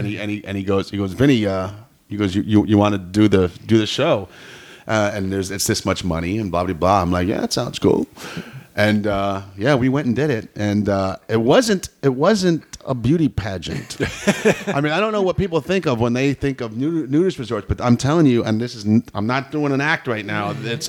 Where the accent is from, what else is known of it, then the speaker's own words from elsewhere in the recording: Florida, United States; my mother and my father born and raised in Brooklyn, New York, and they moved to Florida before I was born. So, but Florida boy.